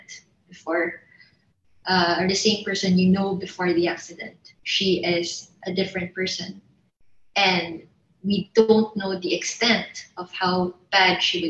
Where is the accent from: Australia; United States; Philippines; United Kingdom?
Philippines; I'm Filipino